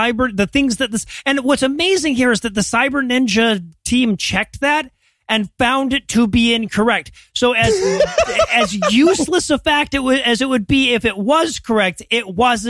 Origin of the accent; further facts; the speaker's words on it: Georgia, United States; my home state, the Georgia story.